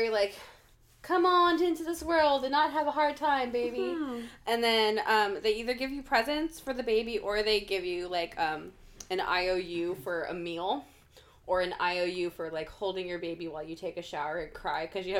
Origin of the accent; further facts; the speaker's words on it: Seattle, Washington, United States; I'm from the States, and the only place, like, I'm from the Seattle area.